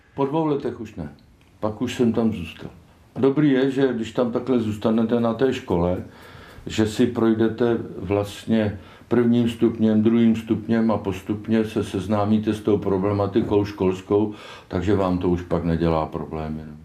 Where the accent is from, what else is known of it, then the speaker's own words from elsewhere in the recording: Kaplice, South Bohemian Region, Czechia; also born or lived in Malonty; jsem rodilý kapličák z Bělidla